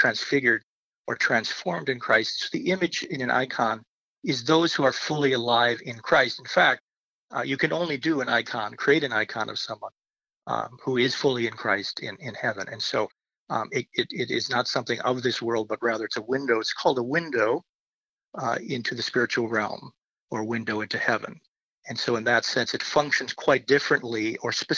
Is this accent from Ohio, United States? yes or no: no; Owatonna, Minnesota, United States; I grew up in Minnesota, in Owatonna